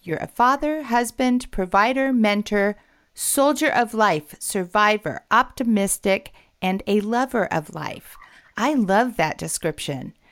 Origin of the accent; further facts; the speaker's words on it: West Coast, United States; I'm from the West Coast